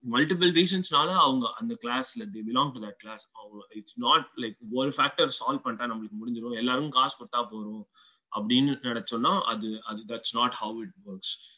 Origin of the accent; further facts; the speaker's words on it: Chennai, Tamil Nadu, India; moved away as an adult; நான் வந்து சென்னையில் தான் பிறந்து வளர்ந்தது தான் ஆனால் வந்து இப்போ வந்து வெளிநாட்டில் இருக்கேன்